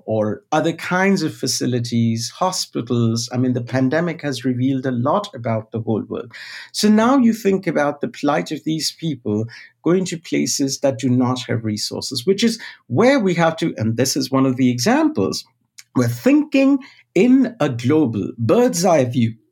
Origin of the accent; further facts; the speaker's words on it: India; moved away as an adult; now in United States; my formative experience growing up in India, post-independence India, but in the 80s and then going to college in the 90s